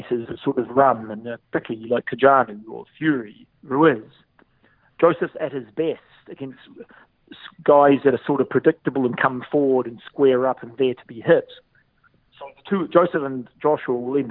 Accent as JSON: {"language": "English", "country": "New Zealand", "said": "we're from New Zealand"}